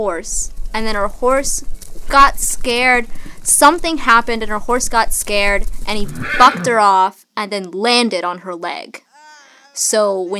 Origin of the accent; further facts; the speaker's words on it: the South, United States; I'm from the South, right? And in the South, there's a lot of farms.